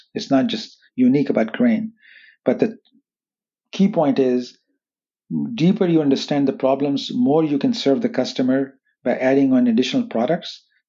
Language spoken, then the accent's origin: English; California, United States; growing up in Silicon Valley, having exposure to artificial intelligence, machine learning, wireless technology security, gave us an unusual advantage